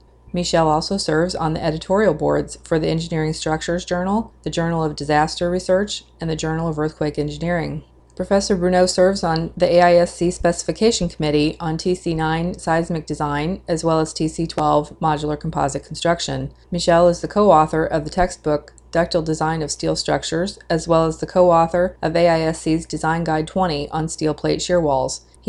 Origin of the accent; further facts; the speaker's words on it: St. Louis, Missouri, United States; I'm from St. Louis.